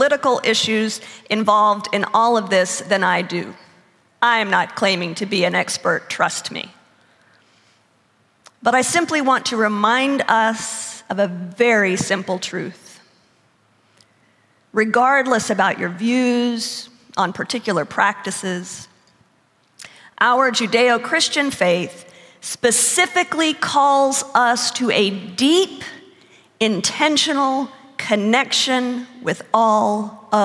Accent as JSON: {"language": "English", "country": "United States", "also_born_or_lived": "Texas", "said": "I come from Oklahoma and Texas"}